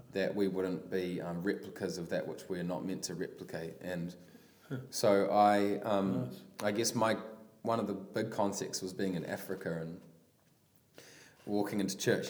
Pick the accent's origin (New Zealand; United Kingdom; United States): New Zealand; Palmerston North, Manawatū-Whanganui; I grew up in Palmy